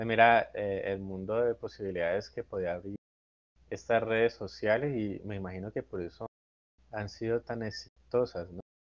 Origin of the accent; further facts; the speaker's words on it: Colombia; como colombiano